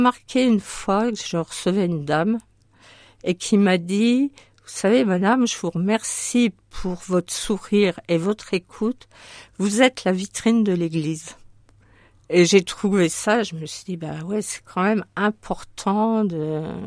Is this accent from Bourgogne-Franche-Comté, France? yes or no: yes; Sochaux, Bourgogne-Franche-Comté, France; moved away as an adult; also born or lived in Yvelines / Haute-Marne; now in Marne, France; je suis née dans les Yvelines, mais j'y ai vécu que jusqu'à l'âge de 3 ans. Et ensuite, mais, euh, mon père est ingénieur dans l'automobile, donc il est parti à Sochaux chez Peugeot, euh, dans le Doubs